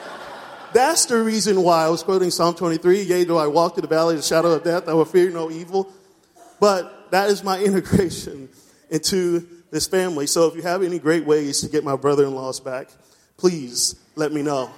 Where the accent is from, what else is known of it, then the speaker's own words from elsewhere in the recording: East Coast, United States; moved away; I'm from the East Coast